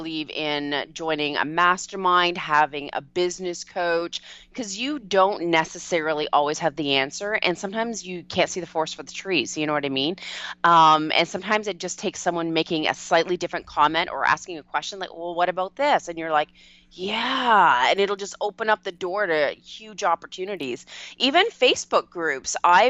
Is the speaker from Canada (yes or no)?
yes; Canada; A lot of people don't realize I'm Canadian